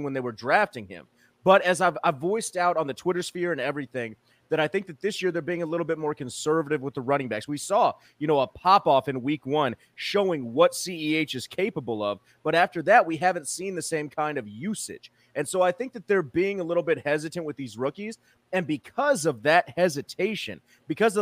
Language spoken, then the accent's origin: English; Kansas City, United States; my hometown team